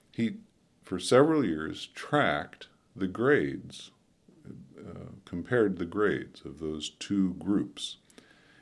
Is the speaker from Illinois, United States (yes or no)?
yes; Wilmette, Illinois, United States; I grew up on the North Shore of Chicago in the 50s in Wilmette, Illinois